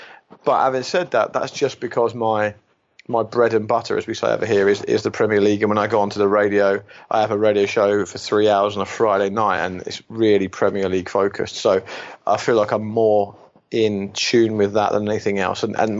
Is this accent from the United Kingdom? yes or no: yes; England, United Kingdom; I mean, that's my home country, of course, and I do think it might be because I'm closer to it